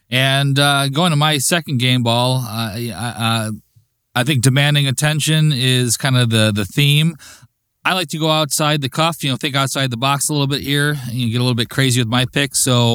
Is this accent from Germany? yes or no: no; Chicago, Illinois, United States; I am from the burbs of Chicago.